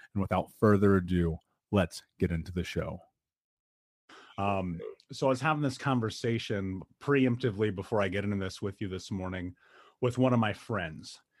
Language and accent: English; United States; I grew up in America and we were so poor they turned our water off